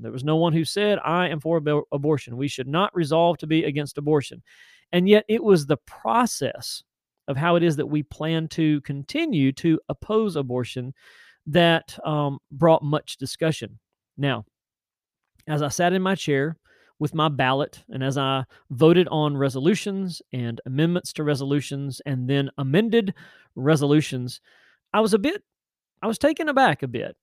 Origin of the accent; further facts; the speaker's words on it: Tennessee, United States; Nashville, Tennessee, which is my home state.